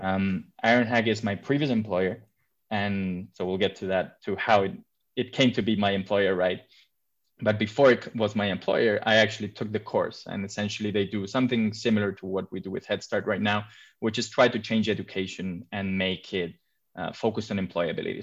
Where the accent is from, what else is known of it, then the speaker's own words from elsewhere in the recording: Madrid, Community of Madrid, Spain; moved away as an adult; also born or lived in London; I come from Madrid, but I've been living abroad for the past 10 years. I just recently moved back to my hometown